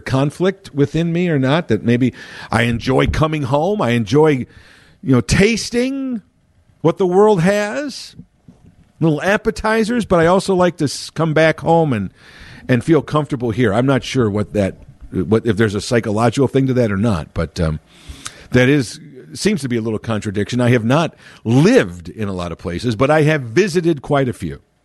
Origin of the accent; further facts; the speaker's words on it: Chicago, Illinois, United States; born and raised in Chicago